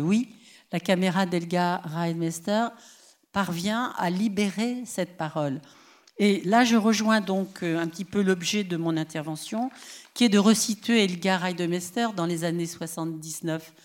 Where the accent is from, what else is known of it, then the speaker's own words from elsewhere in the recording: Paris, Île-de-France, France; chez nous à Paris